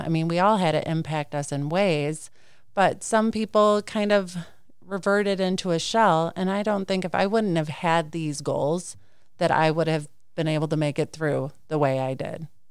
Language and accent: English; Clinton, Wisconsin, United States; I'm a farmer's daughter. I grew up in Clinton, Wisconsin.